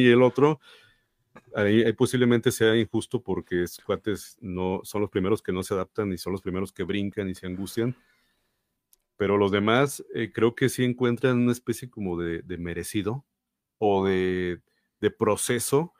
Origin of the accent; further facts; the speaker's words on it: Mexico; nosotros como mexicanos